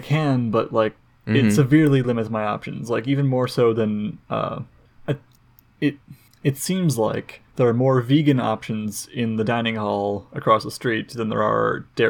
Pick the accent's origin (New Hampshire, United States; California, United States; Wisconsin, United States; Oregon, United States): Wisconsin, United States; growing up in Wisconsin.